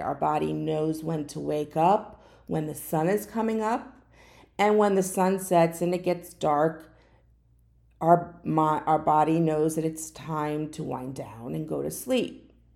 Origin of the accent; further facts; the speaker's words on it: Florida, United States; also born or lived in New Jersey; I've lived in Fla-, Florida the majority of my life. There was a short time when I was very young, I lived in New Jersey, but I was born in Florida